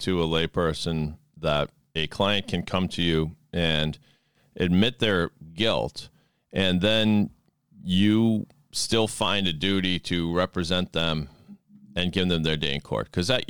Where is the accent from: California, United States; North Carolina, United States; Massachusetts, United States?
Massachusetts, United States; Sharon; growing up in Sharon, Mass, and kind of a little bit of a bubble I don't know. I mean, Sharon happens to be mostly Jewish and some immigrants and stuff like that.